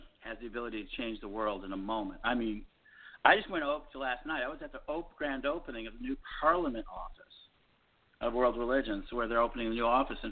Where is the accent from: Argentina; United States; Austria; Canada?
United States; I'm an American